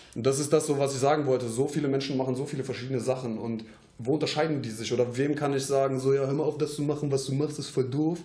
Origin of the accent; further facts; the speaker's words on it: Troisdorf, North Rhine-Westphalia, Germany; wir kommen aus Troisdorf jetzt